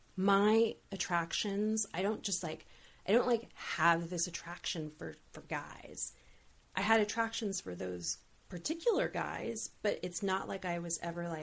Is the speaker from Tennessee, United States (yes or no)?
no; Olympia, Washington, United States; now in Los Angeles, United States; I was growing up in Olympia and then like coming back to LA at 28, I felt like, oh, this isn't like, I'm an adult now.